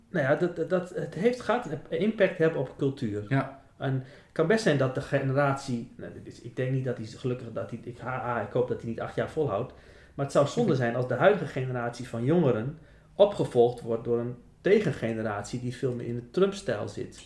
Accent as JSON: {"language": "Dutch", "region": "Groningen", "country": "Netherlands", "said": "dan hebben we als Groningers niks meer in te brengen"}